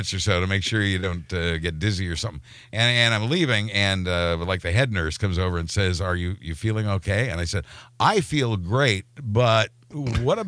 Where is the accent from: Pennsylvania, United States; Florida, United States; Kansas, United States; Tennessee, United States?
Kansas, United States; I'm from Kansas.